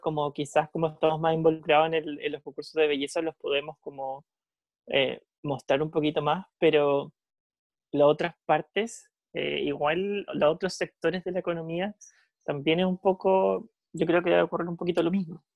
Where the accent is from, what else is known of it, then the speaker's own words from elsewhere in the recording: Casablanca, Valparaíso, Chile; yo soy de Casablanca, súper cercano al Paraíso y Viña